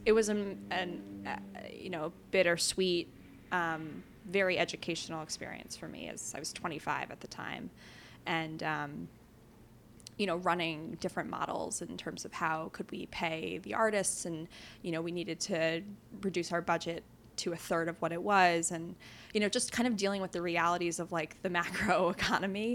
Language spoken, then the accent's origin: English; New York City, New York, United States; I grew up in New York City